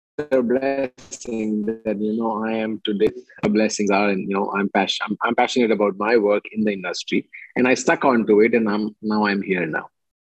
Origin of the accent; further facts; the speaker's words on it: India; being an Indian, at the end of the day, I love being in India